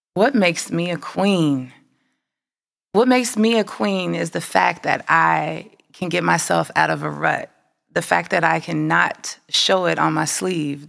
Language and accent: English; Midwest, United States; Growing up in the Midwest